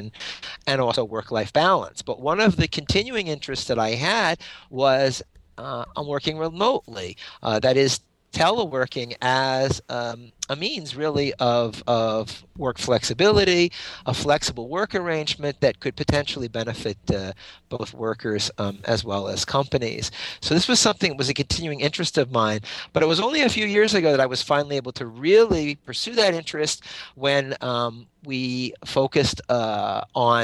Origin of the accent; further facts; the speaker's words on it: Pennsylvania, United States; moved away as an adult; also born or lived in Washington, D.C.; my home state of Pennsylvania